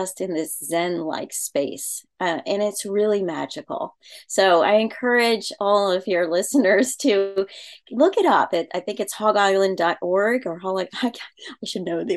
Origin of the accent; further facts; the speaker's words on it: Baltimore, Maryland, United States; moved away as an adult; also born or lived in Virginia Beach, Virginia; now in Pennsylvania, United States; where I grew up in Baltimore, Maryland.